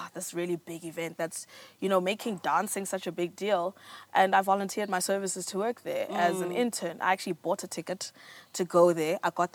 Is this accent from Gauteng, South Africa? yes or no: yes; Johannesburg, Gauteng, South Africa; also born or lived in Pretoria; I was born in 91 in Joburg, raised by divorced parents